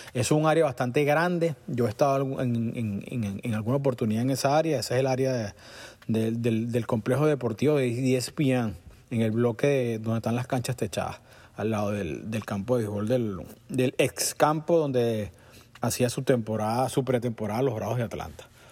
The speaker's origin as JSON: {"language": "Spanish", "town": "Caracas", "country": "Venezuela", "tie": "born or raised there", "moved": "yes", "lives_now": "United States", "said": "parte de mi vida viví muy cerca de Parque Miranda. Eh, y, pasé muchos fines de semana metido ahí. Cuando los jóvenes la semana era fijo, pues salíamos del liceo y íbamos para allá"}